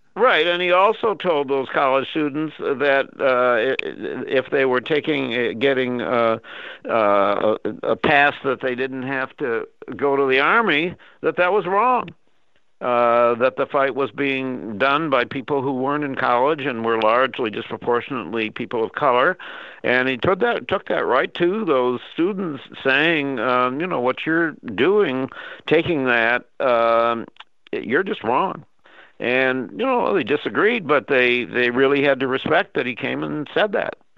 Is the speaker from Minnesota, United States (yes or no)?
yes; Minnesota, United States; a friend of mine that I grew up with in Minnesota